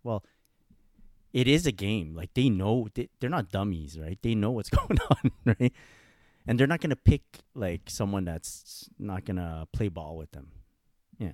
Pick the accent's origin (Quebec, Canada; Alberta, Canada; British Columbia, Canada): Quebec, Canada; Montreal; I'm from Montreal